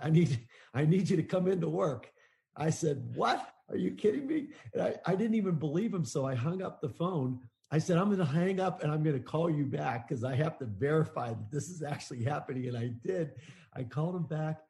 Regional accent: Pittsburgh, Pennsylvania, United States; I grew up in Pittsburgh.

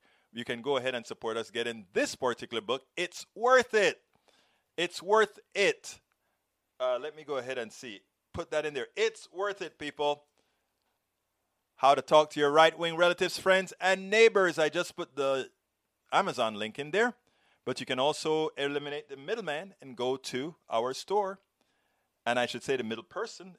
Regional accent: Panama; I'm from Panama.

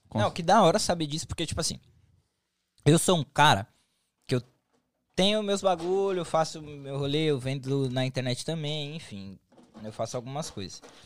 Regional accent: São Paulo, Brazil; now in United States; eu sou de São Paulo

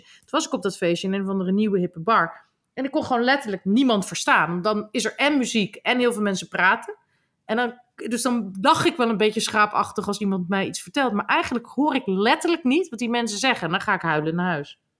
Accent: Groningen, Netherlands; accent: Gronings; ik ben opgegroeid in Groningen

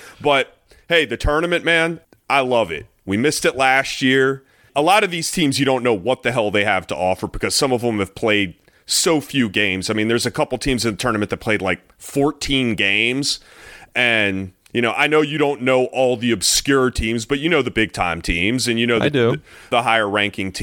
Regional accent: Maryland, United States; Born and raised in Maryland, went to Maryland.

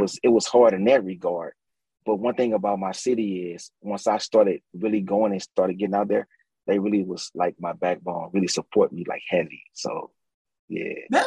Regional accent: St. Louis, Missouri, United States; born and raised from the St. Louis on the west side

